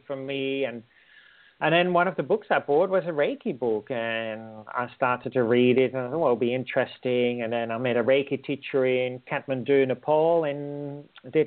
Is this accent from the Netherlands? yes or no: yes; Netherlands; moved away as an adult; also born or lived in India; now in Australia; I'm originally from the Netherlands